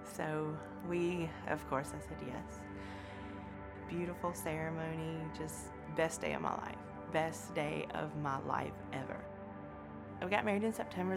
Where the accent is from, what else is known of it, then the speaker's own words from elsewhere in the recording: Danville, Virginia, United States; I grew up in Virginia, uh, born at the Danville Hospital, but we lived out in the county. We lived in a little community called Spring Garden